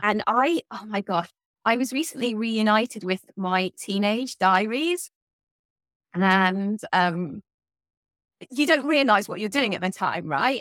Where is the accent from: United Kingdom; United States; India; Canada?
United Kingdom; South of England; accent: southern English; you can probably tell from my accent that I come from the south of England